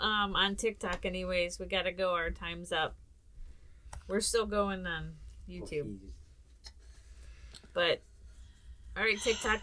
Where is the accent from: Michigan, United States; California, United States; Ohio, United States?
Ohio, United States; We're from Ohio.